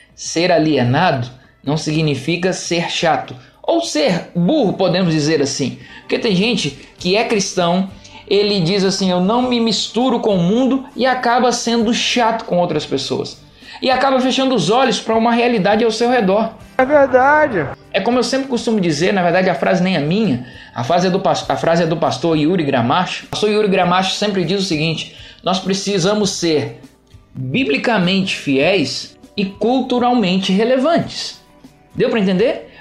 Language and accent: Portuguese; Juiz de Fora, Minas Gerais, Brazil; moved away; a minha cidade natal, a todos aqueles que me escutam lá em Juiz de Fora, Minas Gerais.